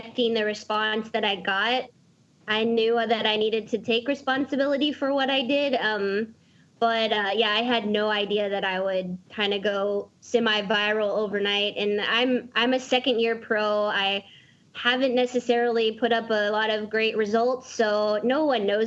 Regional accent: Dallas, Texas, United States; I'm from Dallas

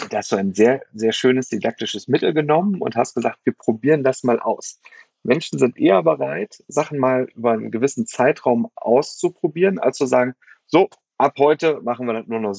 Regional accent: Germany; Also für mich als Deutscher war das schwierig.

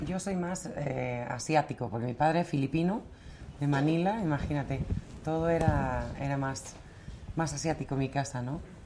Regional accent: Torrelodones, Community of Madrid, Spain; vivíamos en un pueblo maravilloso eh, que estos Torlodones, que si lo sigo considerando mi pueblo

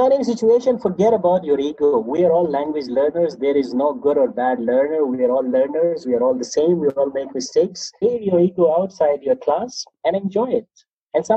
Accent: Pakistan; first language Pashto; English is a second language; also born or lived in Dubai; I'm from Pakistan. My first language is Pashto.

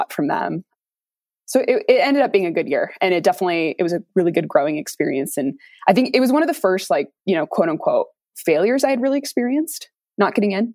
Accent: Salt Lake City, Utah, United States; also born or lived in Seattle; I'm born and raised in Salt Lake City

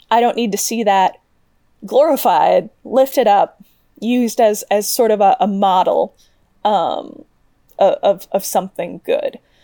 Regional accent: Midwest, United States; I grew up in the Midwest, like Ben

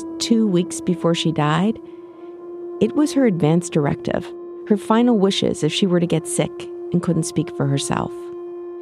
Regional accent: Winnipeg, Manitoba, Canada; now in San Diego, United States; Winnipeg, my hometown

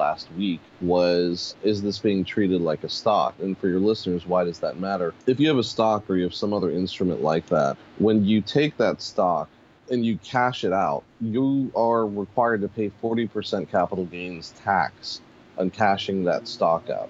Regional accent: Pittsburgh, Pennsylvania, United States; also born or lived in Harlem, New York City; now in New York City, United States; I was born and raised in Pittsburgh

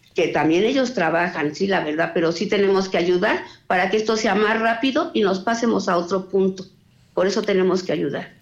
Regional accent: Salamanca, Guanajuato, Mexico; Nosotras somos de Salamanca, aquí vivimos también

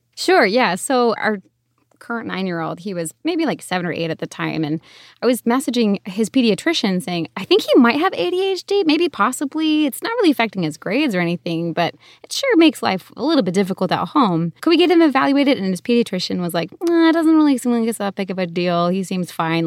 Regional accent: Connecticut, United States; now in Arizona, United States; I grew up in Connecticut, so yeah, East Coast, but now we live out in Arizona

